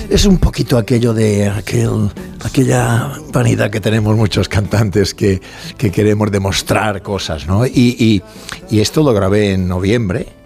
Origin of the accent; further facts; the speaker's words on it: Mallorca, Balearic Islands, Spain; accent: Mallorcan; No, no, soy de Mallorca